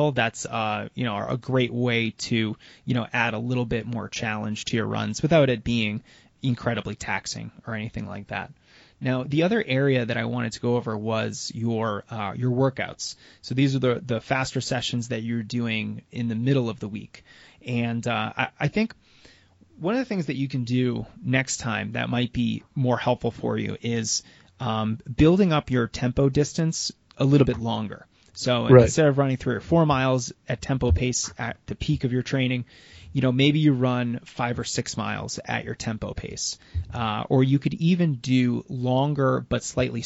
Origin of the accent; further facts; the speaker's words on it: United States; I'm from the United States